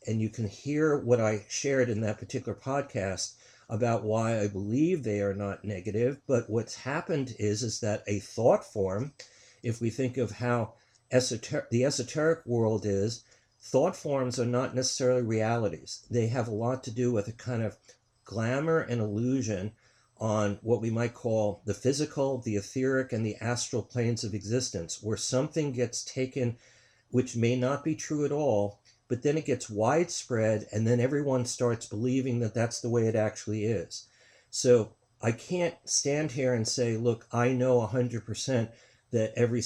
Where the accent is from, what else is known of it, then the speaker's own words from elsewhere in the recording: New York, United States; I'm from New York